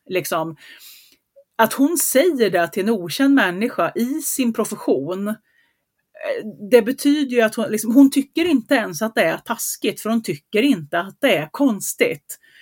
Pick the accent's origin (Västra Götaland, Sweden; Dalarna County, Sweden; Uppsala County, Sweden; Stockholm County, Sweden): Västra Götaland, Sweden; Gothenburg; accent: göteborgska (Gothenburg dialect); Min göteborgska